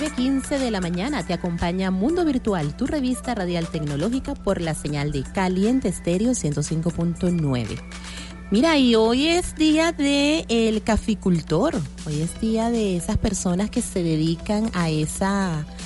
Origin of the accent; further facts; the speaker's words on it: Venezuela; somos los venezolanos pachangueros